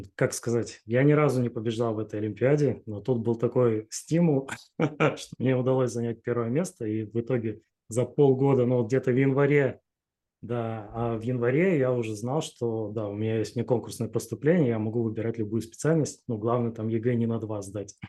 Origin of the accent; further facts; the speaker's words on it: Chelyabinsk, Chelyabinsk Oblast, Russia; moved away as an adult; now in Saint Petersburg, Russia; Да, я из Челябинска родом